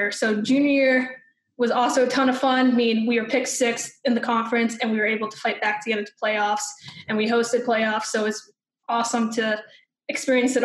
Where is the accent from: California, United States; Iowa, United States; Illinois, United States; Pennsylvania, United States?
Pennsylvania, United States; Wilkes-Barre; grew up in South Wilkes-Barre, so I'm faithful to Gerry's